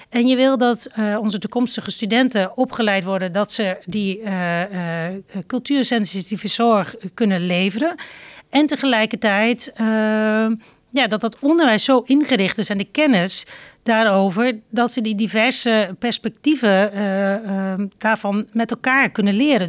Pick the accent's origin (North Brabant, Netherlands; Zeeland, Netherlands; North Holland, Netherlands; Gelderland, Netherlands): Gelderland, Netherlands; Zelhem; also born or lived in Doetinchem; geboren in Doetinchem en getogen in Zelhem